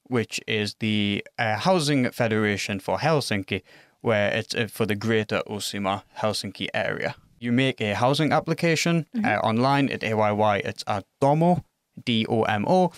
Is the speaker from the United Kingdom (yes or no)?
yes; England, United Kingdom; moved away as an adult; now in Finland; I'm from England